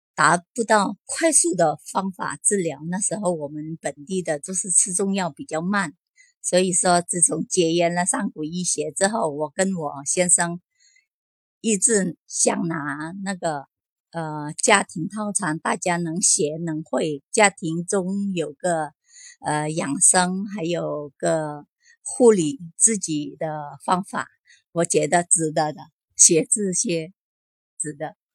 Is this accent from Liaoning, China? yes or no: no; Huizhou, Guangdong, China; 我来自广东惠州